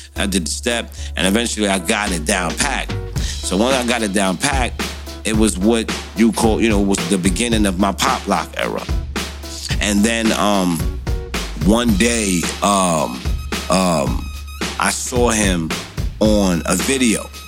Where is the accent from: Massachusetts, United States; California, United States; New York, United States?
New York, United States; New York City; I'm born and bred in Brooklyn, New York, Brownsville